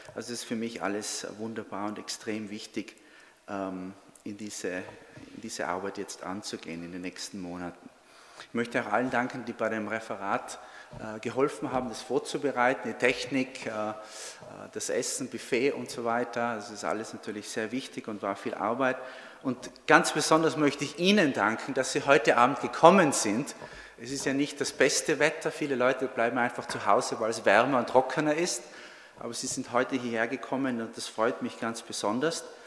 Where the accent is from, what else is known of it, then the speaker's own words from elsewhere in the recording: North Tyrol, Austria; moved away as an adult; also born or lived in Trento, Italy; now in United States; ich bin Tiroler, bin in Nordtirol geboren, habe 15 Jahre in Südtirol gelebt und gearbeitet als Zeithistoriker